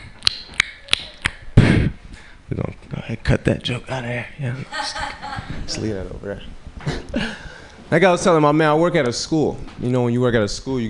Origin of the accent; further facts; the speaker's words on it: Chicago, Illinois, United States; moved away as an adult; now in San Francisco Bay Area, United States; I'm from Chicago.